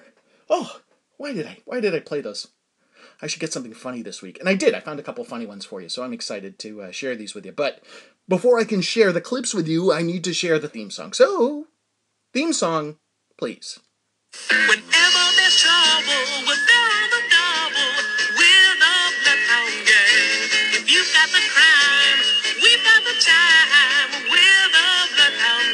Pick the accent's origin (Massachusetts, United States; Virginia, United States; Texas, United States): Massachusetts, United States; Danvers; I grew up in Danvers, Massachusetts